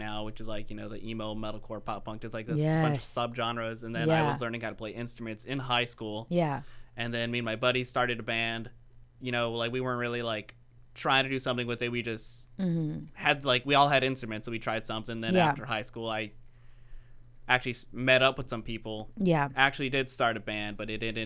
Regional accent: Oxnard, California, United States; I'm from Oxnard

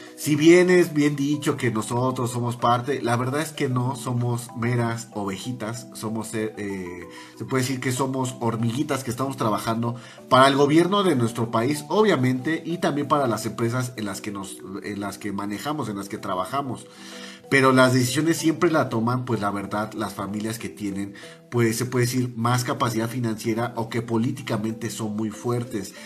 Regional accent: Mexico; nosotros como mexicanos

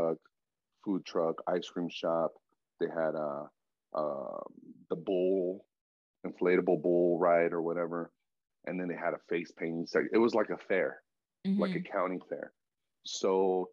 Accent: Fresno, California, United States; now in Las Vegas, United States; I was born in California

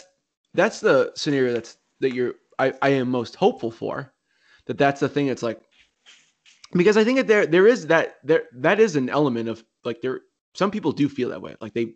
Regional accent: South Shore of Massachusetts, United States; so we're both from the South Shore of Massachusetts.

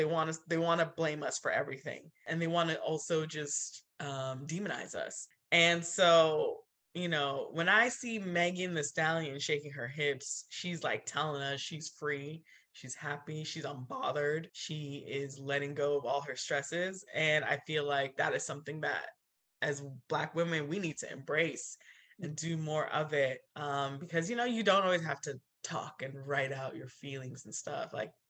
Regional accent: Nigeria; But as a Nigerian, like it's hard. It's really hard.

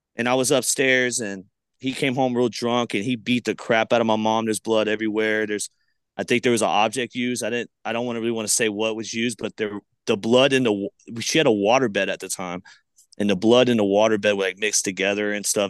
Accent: Palmetto, Florida, United States; also born or lived in Bradenton, Florida; I'm from Palmetto, Florida, but I've been le, lately saying Palmetto, Bradenton

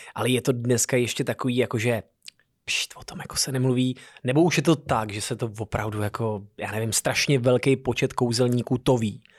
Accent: Hradec Králové, Hradec Králové Region, Czechia; u nás v Hradci Králové na Velkém náměstí

